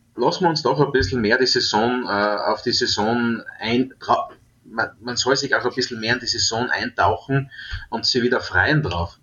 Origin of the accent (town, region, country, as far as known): Trautmannsdorf, Styria, Austria; born or raised there